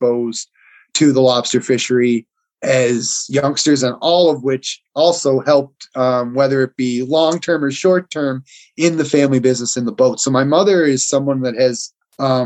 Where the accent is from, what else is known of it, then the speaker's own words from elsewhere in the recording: Prince Edward Island, Canada; here in Prince Edward Island